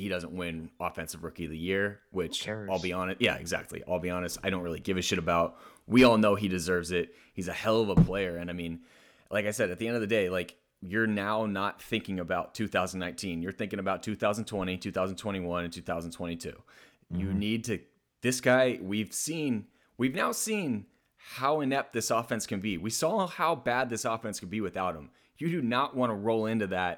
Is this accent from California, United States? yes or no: yes; East Bay, California, United States; I grew up in the East Bay